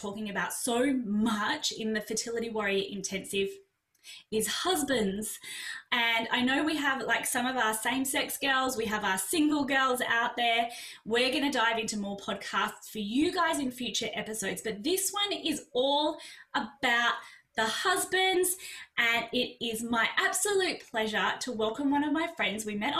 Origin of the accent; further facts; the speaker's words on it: Australia; I'm an Aussie